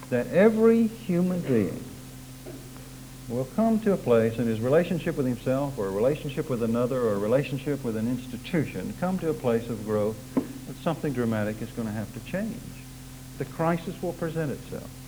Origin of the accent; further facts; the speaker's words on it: Oklahoma, United States; accent: Oklahoma; It's taken me 20 years to try to get my Oklahoma accent out, and it creeps in at the most surprising times.